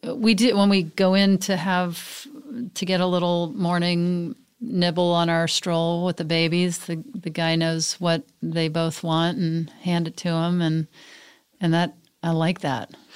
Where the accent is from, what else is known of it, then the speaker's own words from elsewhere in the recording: Mississippi, United States; also born or lived in Texas (outside Houston); now in Los Angeles, United States; I lived in Mississippi and Texas.